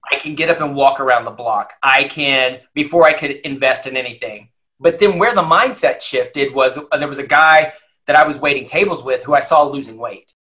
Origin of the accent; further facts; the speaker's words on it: Lubbock, Texas, United States; now in Dallas, United States; I grew up in Lubbock, Texas, and in, in West Texas